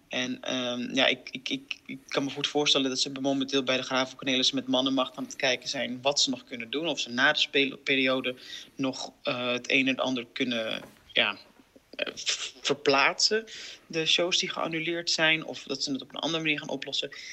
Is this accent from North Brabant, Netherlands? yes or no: yes; 's-Hertogenbosch, North Brabant, Netherlands; Ik kom uit Den Bosch